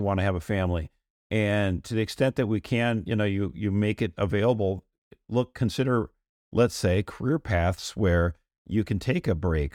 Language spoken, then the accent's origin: English; United States; I'm an American